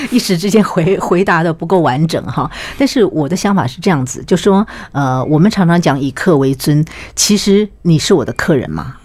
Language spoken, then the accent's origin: Chinese; Taiwan; 我们台湾人